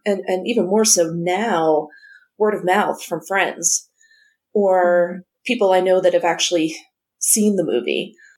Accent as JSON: {"language": "English", "region": "New Jersey", "country": "United States", "tie": "born or raised there", "said": "growing up in New Jersey, we got the New York Times"}